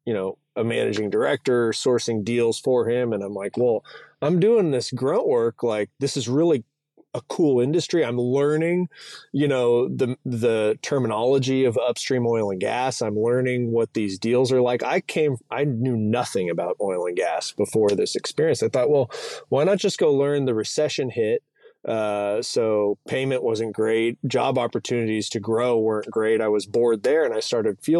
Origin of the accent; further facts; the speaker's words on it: San Diego, California, United States; I'm born and raised in San Diego